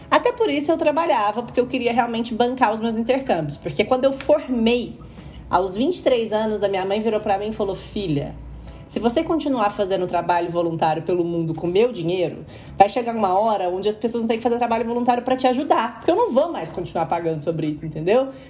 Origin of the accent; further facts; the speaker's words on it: Uberlândia, Minas Gerais, Brazil; moved away as an adult; now in São Paulo, Brazil; como eu vim de Uberlândia, né? Para São Paulo para trabalhar no mercado financeiro